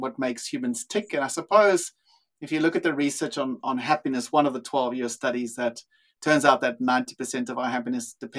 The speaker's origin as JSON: {"language": "English", "country": "South Africa", "tie": "born or raised there", "also_born_or_lived": "Australia / Europe", "accent": "South African", "moved": "as an adult", "lives_now": "Sydney, Australia", "said": "My accent is actually South African. I've lived in Australia for 20 something years. I lived in Europe for a while as well and worked there in the same field. But yeah, grew up in South Africa"}